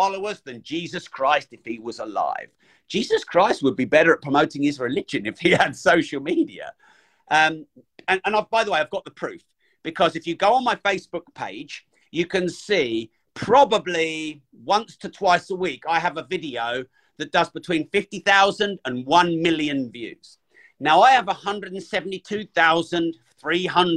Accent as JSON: {"language": "English", "country": "United Kingdom", "said": "I'm British"}